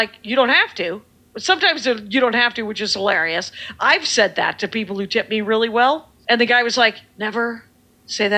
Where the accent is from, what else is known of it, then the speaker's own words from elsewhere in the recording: Milwaukee, Wisconsin, United States; now in Minneapolis, United States; we're from Milwaukee